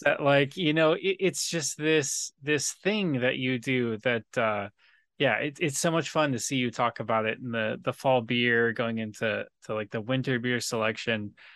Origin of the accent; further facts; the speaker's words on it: San Diego, California, United States; living in, growing up in San Diego